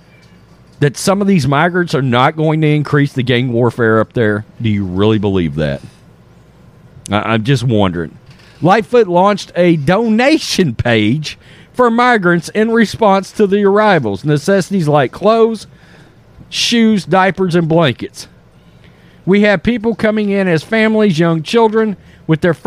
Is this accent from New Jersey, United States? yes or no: no; Texas, United States; as a Texan